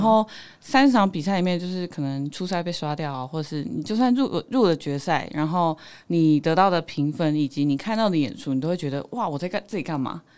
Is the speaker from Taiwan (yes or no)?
yes; Taiwan; accent: Sihai Hakka accent; first language Hakka; moved away as an adult; now in Taipei, Taiwan; 我的腔调比较特别，叫四海腔